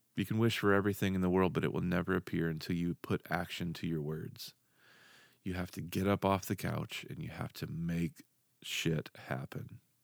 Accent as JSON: {"language": "English", "town": "Dardanelle", "region": "Arkansas", "country": "United States", "tie": "born or raised there", "said": "I grew up in Arkansas. Moved kinda all over the state, um, and then finally settled in a place card, called, uh, Dardanelle, Arkansas"}